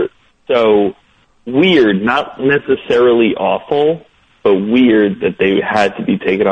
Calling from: Troy, New York, United States; I'm calling from Troy.

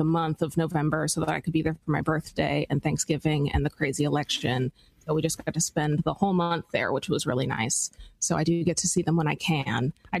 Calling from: New York City, New York, United States; I'm calling from Brooklyn, New York.

